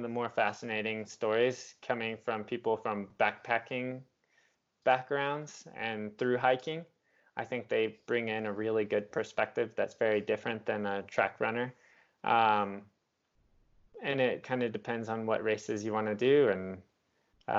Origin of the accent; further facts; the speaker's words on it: Southwest, United States; I'm from the Southwest in the US